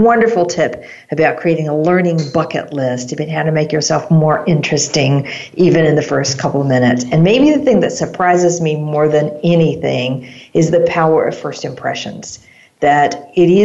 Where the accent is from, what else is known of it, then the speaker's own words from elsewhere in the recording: United States; as an American